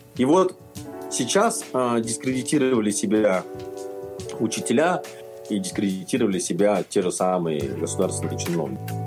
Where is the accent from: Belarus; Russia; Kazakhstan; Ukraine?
Kazakhstan